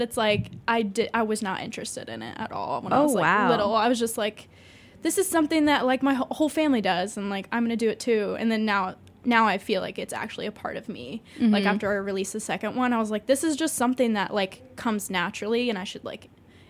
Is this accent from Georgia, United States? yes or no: no; Champaign, Illinois, United States; I am from Champaign. Oh yeah, Champaign. And yeah, I was born and raised there